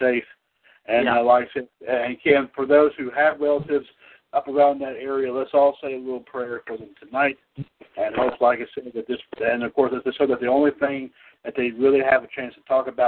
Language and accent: English; Trinity, North Carolina, United States; my hometown here in Trinity